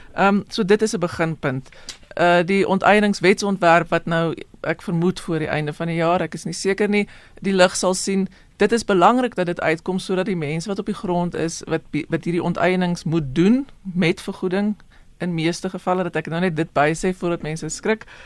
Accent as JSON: {"language": "Afrikaans", "country": "South Africa"}